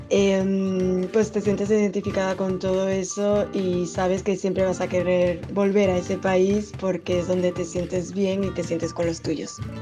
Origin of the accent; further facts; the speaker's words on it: Venezuela; soy de Venezuela